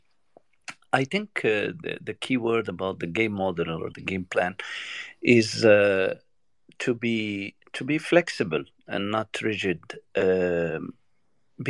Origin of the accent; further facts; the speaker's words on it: Morocco; I'm from Morocco